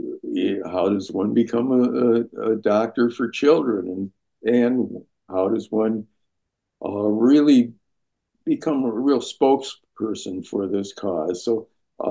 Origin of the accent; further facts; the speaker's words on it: Minneapolis, Minnesota, United States; I grew up in Minneapolis, where the Sister Kenny Institute was